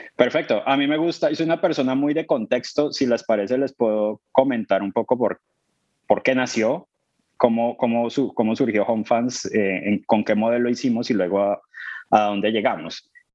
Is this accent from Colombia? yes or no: yes; Colombia; moved away as an adult; now in London, United Kingdom; soy colombiano, llevo ocho años en el Reino Unido